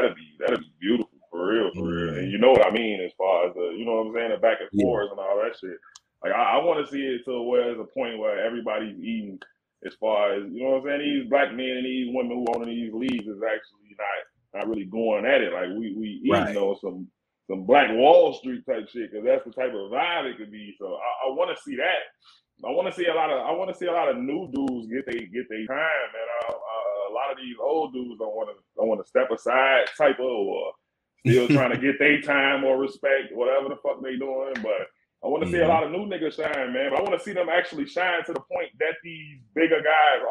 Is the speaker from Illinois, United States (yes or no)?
yes; Chicago, Illinois, United States; I'm from Chicago, nigga. I grew up right across the street from the United Center